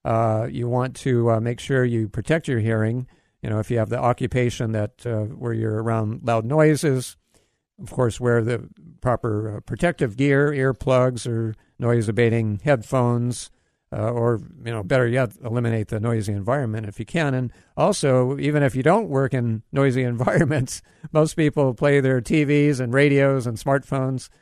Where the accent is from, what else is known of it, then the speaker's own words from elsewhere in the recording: Hawaii, United States; moved away; I grew up in Hawaii